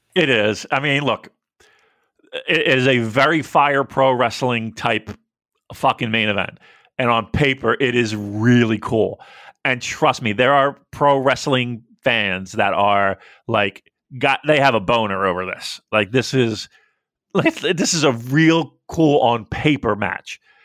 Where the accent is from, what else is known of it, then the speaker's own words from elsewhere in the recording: United States; I, as an American